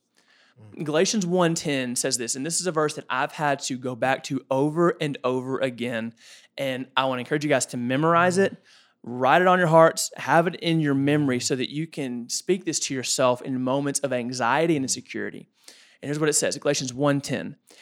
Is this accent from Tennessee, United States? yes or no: yes; Woodbury, Tennessee, United States; The fine establishment of Woodbury, Tennessee.